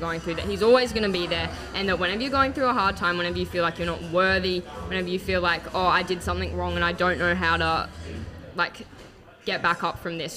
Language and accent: English; Gold Coast, Queensland, Australia